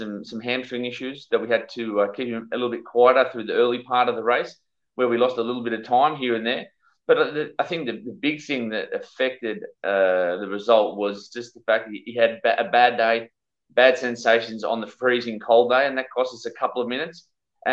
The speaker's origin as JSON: {"language": "English", "town": "Sydney", "region": "New South Wales", "country": "Australia", "tie": "born or raised there", "said": "I grew up in Sydney"}